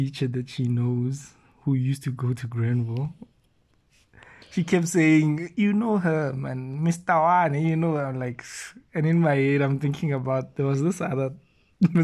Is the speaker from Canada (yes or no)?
no; Rustenburg, North West, South Africa; We are both from Rustenburg